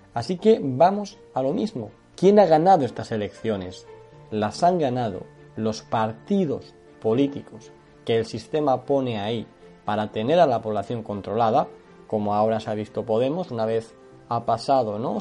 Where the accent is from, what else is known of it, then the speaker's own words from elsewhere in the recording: Spain; vemos los españoles